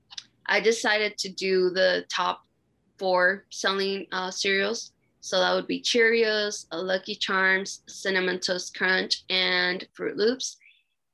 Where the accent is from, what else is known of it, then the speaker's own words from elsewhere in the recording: Mexico; moved away; I grew up in Mexico